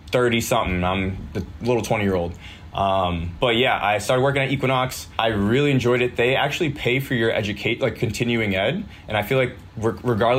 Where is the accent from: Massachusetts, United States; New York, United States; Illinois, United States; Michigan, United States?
Massachusetts, United States; Milford; I'm from Milford, Mass, which is Central Mass